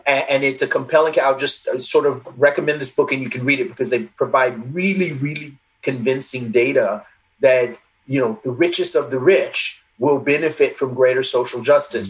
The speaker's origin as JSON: {"language": "English", "country": "United States", "also_born_or_lived": "England", "said": "being an American"}